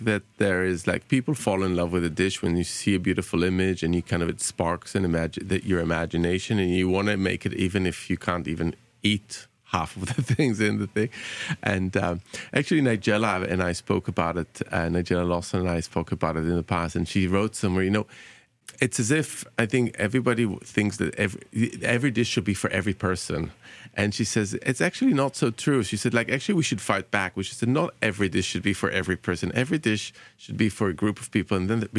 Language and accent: English; Bahrain; you know, that kind of growing up in Bahrain and kind of having those particular flavors is absolutely there